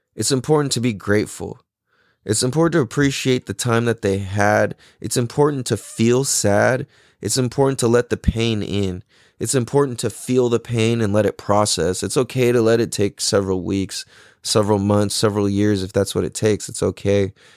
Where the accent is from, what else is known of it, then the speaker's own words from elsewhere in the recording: San Diego, California, United States; growing up in Mira Mesa